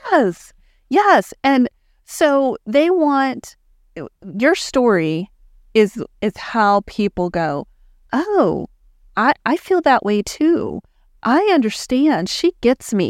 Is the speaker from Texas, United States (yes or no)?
yes; El Paso, Texas, United States; moved away as an adult; now in Dallas, United States; I grew up in El Paso, Texas